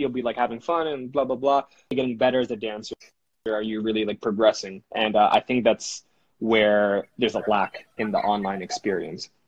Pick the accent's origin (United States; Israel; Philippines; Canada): Philippines; I'm Filipino, so obviously my mom is a nurse.